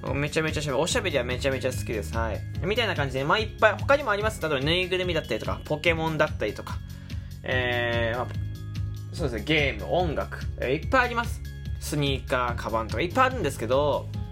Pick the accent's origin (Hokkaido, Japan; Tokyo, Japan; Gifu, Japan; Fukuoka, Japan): Fukuoka, Japan; moved away; 福岡出身